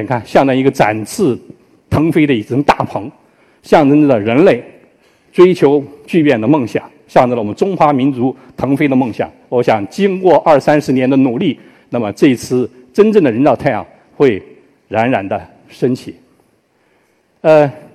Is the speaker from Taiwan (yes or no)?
no; China; now in Hefei, China; 作为一个中国人，我是希望它最好